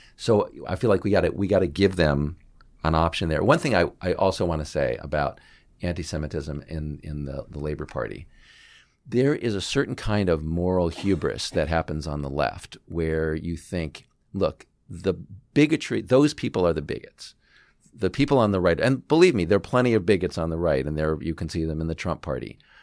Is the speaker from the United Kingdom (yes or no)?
no; Houston, Texas, United States; now in Washington, United States; I am from the Houston area, so I am an Astros fan. But now I live in Washington